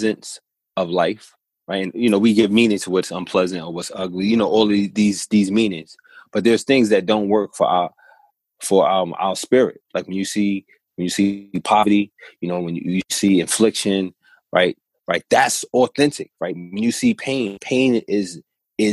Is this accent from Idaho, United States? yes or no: no; New York City, New York, United States; I'm from New York City